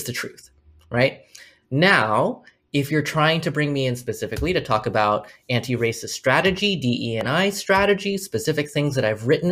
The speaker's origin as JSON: {"language": "English", "country": "United States", "said": "I am Chinese American."}